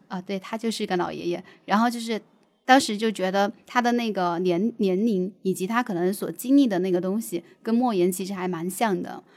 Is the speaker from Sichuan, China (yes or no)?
yes; Sichuan, China; accent: Sichuanese; 用我们四川话来说